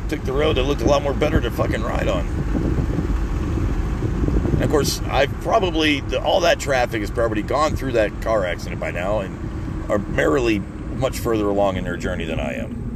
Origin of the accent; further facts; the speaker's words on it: Florida, United States; moved away; because we're from Florida and everything's flat and fucking straight?